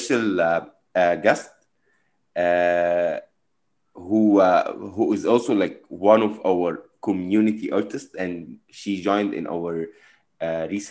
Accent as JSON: {"language": "English", "country": "Egypt", "moved": "yes", "lives_now": "United States", "said": "I came from Egypt as well"}